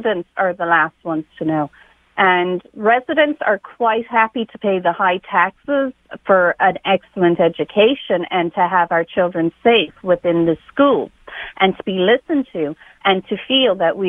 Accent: Ireland; now in West Hartford, United States; I'm from Ireland

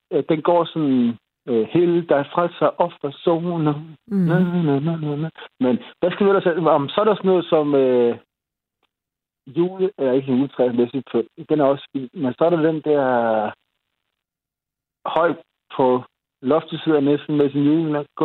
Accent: Denmark; Jamen, det er utroligt, at vi er nogle danskere, der er lige lidt ældre end, end

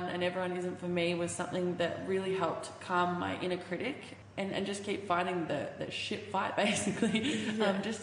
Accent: Bendigo, Victoria, Australia; I'm from Bendigo, which is about an hour and 40 out of Melbourne

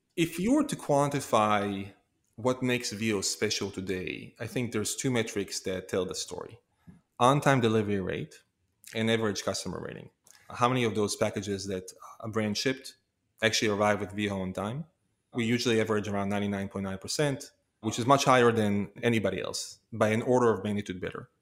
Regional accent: Israel; moved away as an adult; now in United States; I was born and raised in Israel

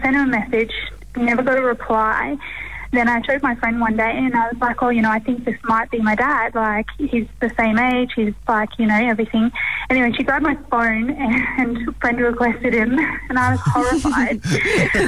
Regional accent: New Zealand; also born or lived in Australia; now in Canberra, Australia; I was born in New Zealand and I didn't really know my dad, so I moved over to Australia

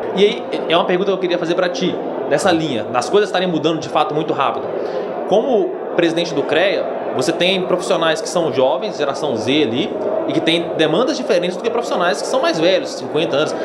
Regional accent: Minas Gerais, Brazil; sou de Minas Gerais

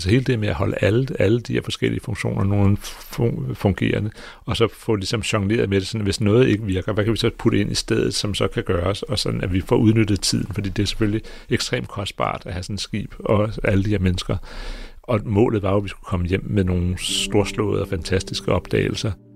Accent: Greenland; jeg kommer fra Grønland

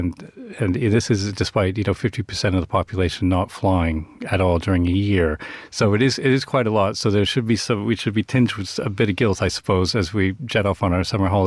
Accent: Vancouver, British Columbia, Canada; moved away as an adult; also born or lived in Scotland; now in London, United Kingdom; I'm from Vancouver originally, but I'm part of the Newsweek's UK contingent out here in London.

